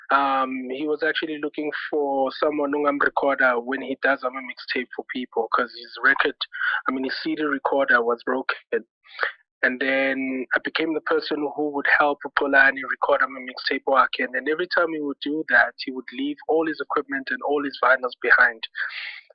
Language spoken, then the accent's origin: English; Middelburg, Mpumalanga, South Africa; moved away; all the way from Mhluzi. Born and raised in Mhluzi, Middelburg.